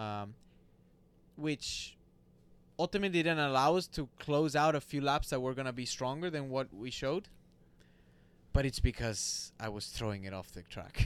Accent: Monterrey, Nuevo León, Mexico; moved away; So I li, so I born and raised in Monterrey, Mexico

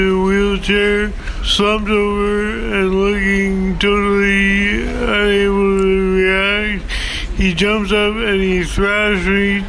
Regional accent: Vancouver, British Columbia, Canada; I'm from Vancouver, British Columbia.

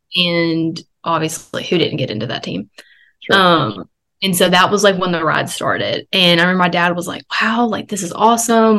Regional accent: Alabama, United States; I had to work the next day back in my hometown

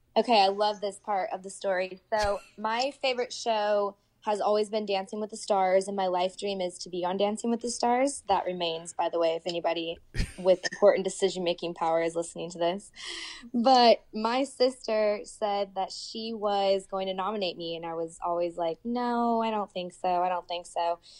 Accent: Indiana, United States; moved away as an adult; also born or lived in Oklahoma; at the time, I was living in Oklahoma, but I was from Indiana, so I was planning a trip home anyway

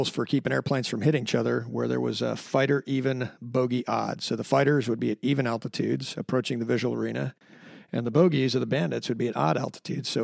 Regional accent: Sarasota, Florida, United States; also born or lived in Fallon, Nevada; I am originally from Sarasota, Florida

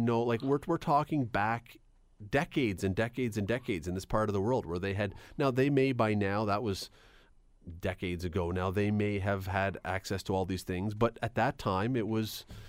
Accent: Toronto, Ontario, Canada; I grew up in Toronto, and when I was very young, my parents, every Sunday after church, we'd go downtown

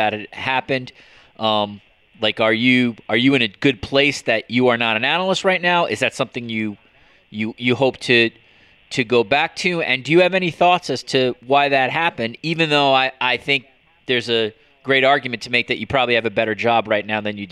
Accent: United States; now in Toronto, Canada; I'm an American

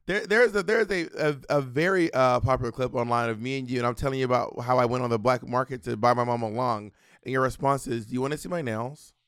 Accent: Atlanta, Georgia, United States; born or raised there

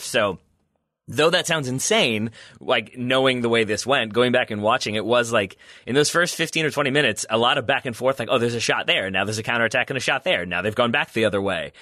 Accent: United States; as an American

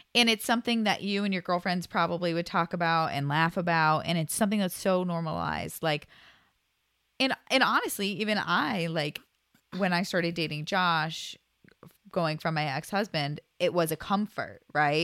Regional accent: Kent, Ohio, United States; also born or lived in Oregon; born and raised in Ohio. Did a little stint in Oregon for a bit, but back in Ohio

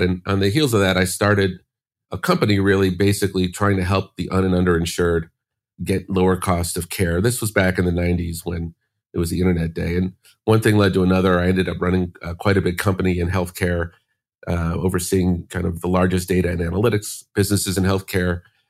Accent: Chicago, Illinois, United States; I grew up in Chicago, went to college.

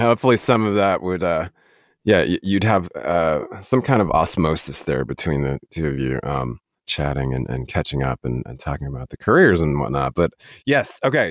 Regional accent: Denver, Colorado, United States; I'm actually from Denver, Colorado

